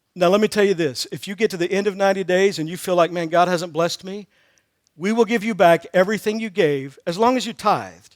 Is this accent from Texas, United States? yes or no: yes; Texas, United States; moved away as an adult; also born or lived in Missouri; I grew up in Texas.